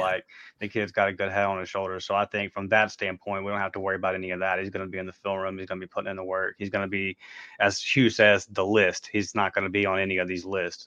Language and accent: English; Pensacola, Florida, United States; out of my hometown here in Pensacola, Florida